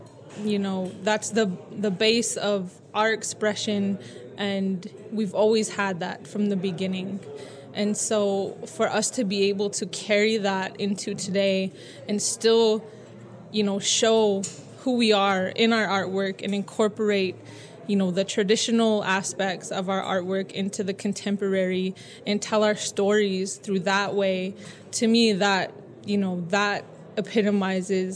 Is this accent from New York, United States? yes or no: no; Blackfeet Nation, Montana, United States; now in Los Angeles, United States; I'm from Omskapi Bakani Blackfeet Nation. I live here